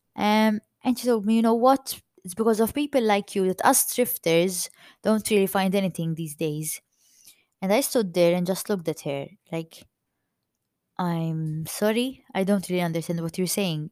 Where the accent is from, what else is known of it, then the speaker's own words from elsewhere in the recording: Malta; accent: Maltese; i'm maltese i'm proud to be maltese and if my accent sounds too maltese